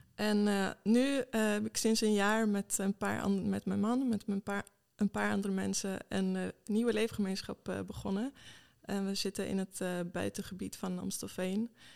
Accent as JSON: {"language": "Dutch", "country": "Sweden", "also_born_or_lived": "Malmö, Sweden / England / Enschede, Netherlands", "second_language": "Dutch", "moved": "as an adult", "lives_now": "Netherlands", "said": "Ik kom oorspronkelijk uit Zweden."}